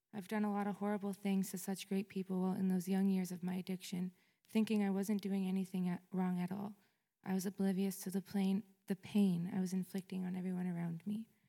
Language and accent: English; Fort Erie, Ontario, Canada; I was born in Fort Erie, Ontario